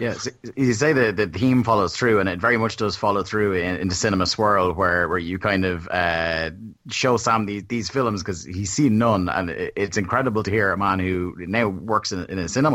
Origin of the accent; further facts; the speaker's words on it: Ireland; growing up in Ireland